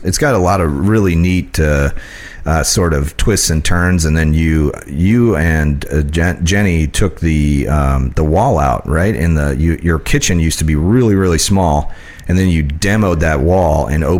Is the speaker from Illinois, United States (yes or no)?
yes; Illinois, United States; moved away; I grew up in Illinois